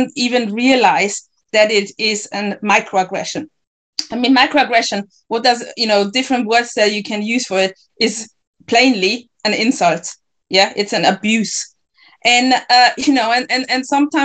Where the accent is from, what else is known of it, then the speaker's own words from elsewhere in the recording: Ghana; now in Germany; I'm Ghanaian